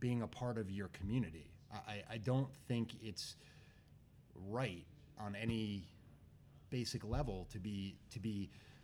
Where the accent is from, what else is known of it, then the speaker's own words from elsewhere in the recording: Wyckoff, New Jersey, United States; also born or lived in Bethlehem, Pennsylvania; when I grew up in Wyckoff, the proximity to Patterson is 10 minutes down the road